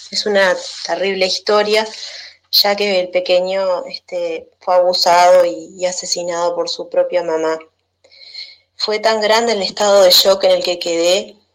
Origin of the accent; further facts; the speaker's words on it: Uruguay; soy de Uruguay